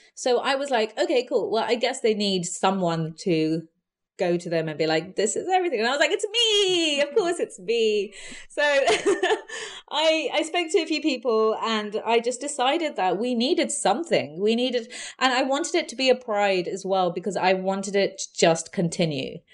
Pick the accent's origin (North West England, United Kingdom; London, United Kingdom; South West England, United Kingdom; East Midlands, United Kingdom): London, United Kingdom; also born or lived in Feltham; I grew up in Southall and Hounslow.